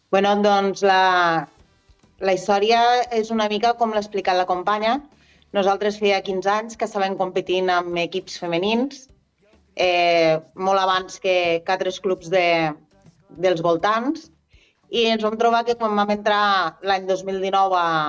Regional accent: Ebro Delta, Catalonia, Spain; jo sóc del Delta de l'Ebre

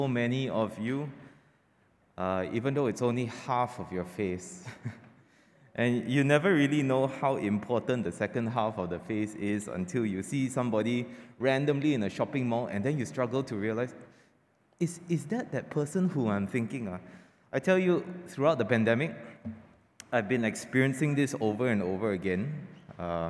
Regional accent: Kuala Lumpur, Malaysia; now in Penang, Malaysia; KL is my hometown.

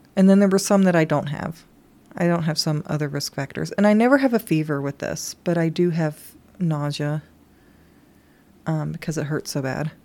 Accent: Kentucky, United States; moved away; I grew up on Dunkin' Donuts in Kentucky

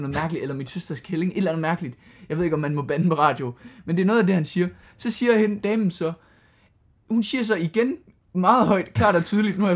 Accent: Aarhus, Central Denmark Region, Denmark; når vi kommer her fra Aarhus

